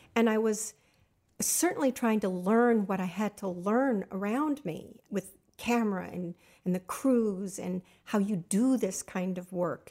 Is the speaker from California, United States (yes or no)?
yes; Los Angeles, California, United States; also born or lived in Pasadena, California; I was raised in the San Fernando Valley.